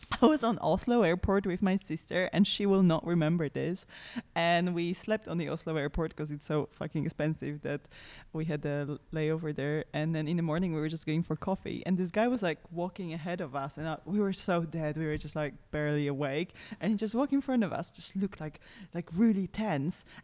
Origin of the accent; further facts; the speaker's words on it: Poland; No, we're from Poland.